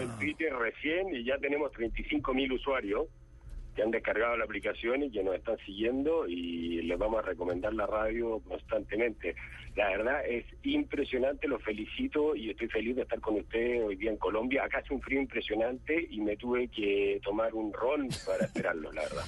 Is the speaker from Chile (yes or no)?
yes; Chile; yo soy de Chile